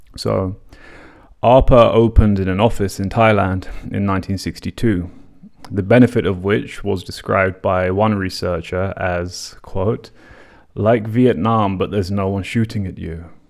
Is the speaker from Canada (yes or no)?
no; London, United Kingdom; when I was a teenager growing up in London, commuting between my broken up parents' homes in the north and south of the city